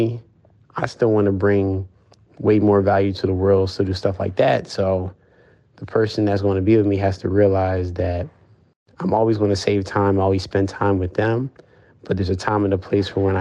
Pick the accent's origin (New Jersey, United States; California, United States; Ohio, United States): New Jersey, United States; Lumberton; also born or lived in Marlton, New Jersey; I grew up, I was born in Marlton, New Jersey, so in South Jersey, but I've been living in Lumberton, New Jersey all my life